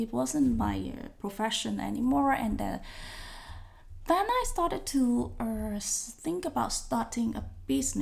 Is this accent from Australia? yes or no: no; Hong Kong; moved away as an adult; now in Netherlands; I come from Hong Kong